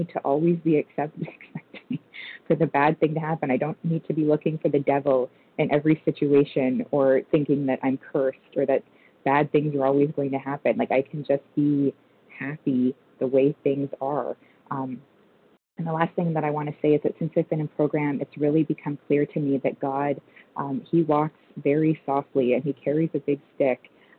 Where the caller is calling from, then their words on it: Toronto, Ontario, Canada; I'm calling from Toronto, Canada.